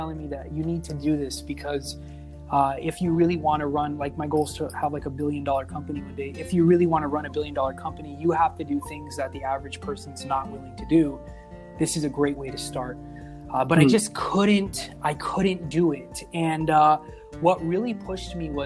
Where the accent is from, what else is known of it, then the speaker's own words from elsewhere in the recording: Victorville, California, United States; also born or lived in Apple Valley, California; I grew up in a small town. I was born in Apple Valley, California. I moved to Victorville when I was 9, which is literally the city over